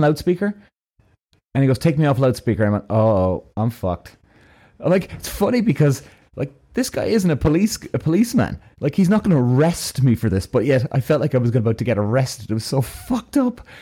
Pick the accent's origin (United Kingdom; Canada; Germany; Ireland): Ireland; I'm from Ireland